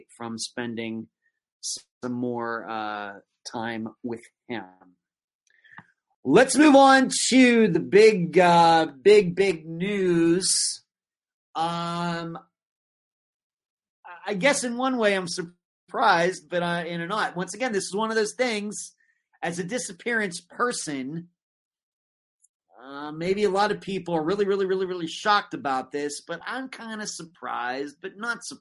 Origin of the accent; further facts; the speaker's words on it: Leechburg, Pennsylvania, United States; now in Florida, United States; only about 20 minutes from where I grew up in Leechburg